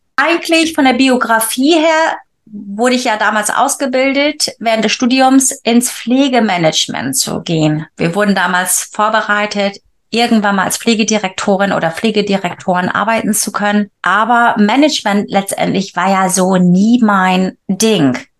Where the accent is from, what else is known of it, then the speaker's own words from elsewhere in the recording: Wilhelmshaven, Lower Saxony, Germany; moved away as an adult; also born or lived in Bremen; now in England; komme ursprünglich aus Friesland, ja, ähm, geboren in Wilhelmshaven, aber mein Erwachsenenleben, sage ich immer, hat in Bremen angefangen